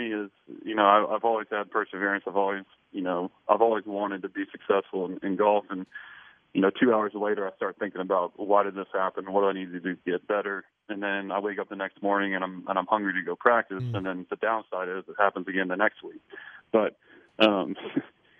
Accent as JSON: {"language": "English", "town": "Blacksburg", "region": "Virginia", "country": "United States", "tie": "born or raised there", "said": "I grew up in Blacksburg up the road"}